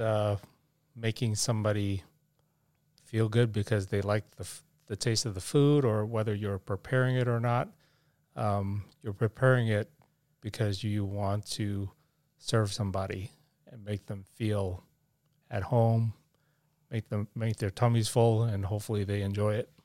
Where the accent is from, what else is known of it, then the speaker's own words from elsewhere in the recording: New York City, New York, United States; now in Arizona, United States; I grew up in New York City in Manhattan when uh, Manhattan was a bit on the tough side.